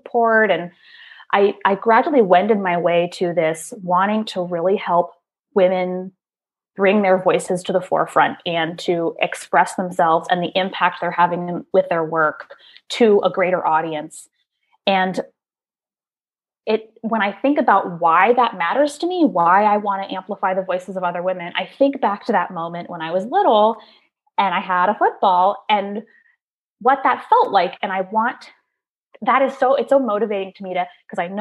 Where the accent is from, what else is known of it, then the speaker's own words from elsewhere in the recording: Maryland, United States; I grew up in Maryland